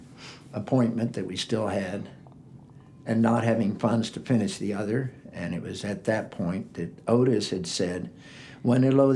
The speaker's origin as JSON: {"language": "English", "country": "Bolivia", "tie": "born there", "said": "And I was born in Bolivia, South America. In 1953, my parents went to Bolivia, and I was born 2 weeks after they first got there."}